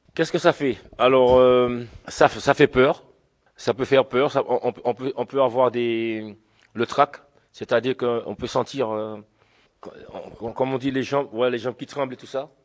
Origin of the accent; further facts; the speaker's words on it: Le François, Martinique; je viens de la Martinique, je suis franciscain, balarien. Alors franciscain parce que je suis du François